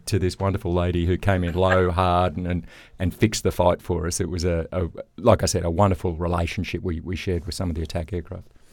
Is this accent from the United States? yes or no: no; Australia; growing up in Australia